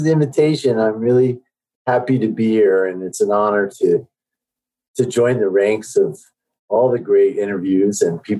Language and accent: English; Denver, Colorado, United States; also born or lived in Seoul, South Korea; So I grew up in Denver. I was born in Seoul, Korea, and I was adopted to an American family at a very young age and ended up in Denver. And I also have two sisters, one who's also Asian, and also adopted.